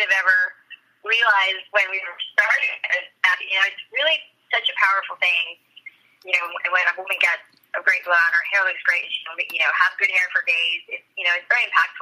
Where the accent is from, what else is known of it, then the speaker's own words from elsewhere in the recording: Boca Raton, Florida, United States; moved away; I grew up in Boca Raton